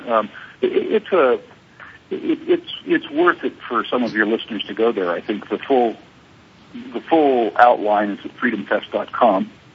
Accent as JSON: {"language": "English", "country": "United States", "moved": "yes", "said": "I'm still American by culture."}